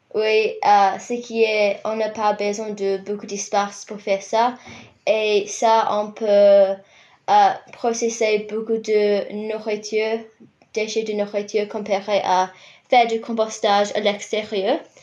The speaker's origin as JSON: {"language": "French", "town": "Rotorua", "region": "Bay of Plenty", "country": "New Zealand", "tie": "born or raised there", "second_language": "French", "moved": "as an adult", "lives_now": "Christchurch, New Zealand", "said": "Je viens de Rotorua dans l'île du Nord"}